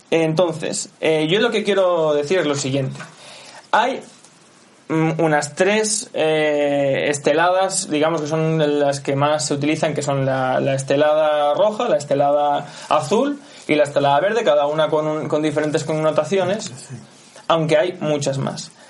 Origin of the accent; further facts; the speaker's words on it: Valencia, Valencian Community, Spain; yo soy de Valencia